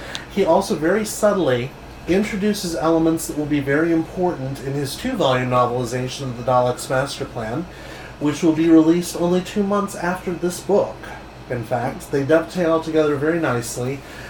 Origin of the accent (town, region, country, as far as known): United States